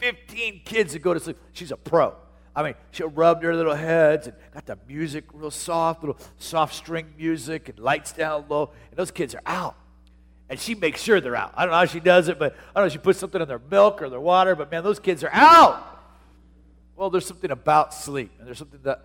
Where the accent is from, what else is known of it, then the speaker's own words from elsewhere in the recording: Tucson, Arizona, United States; moved away as an adult; also born or lived in Portland; my hometown in Tucson, Arizona